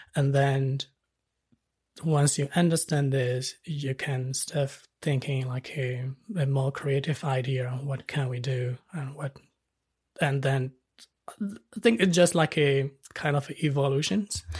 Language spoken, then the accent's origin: English; Myanmar; moved away as an adult; now in Wellington, New Zealand; I was born in Myanmar, and our culture is like a, you know, like a, most of the Asian countries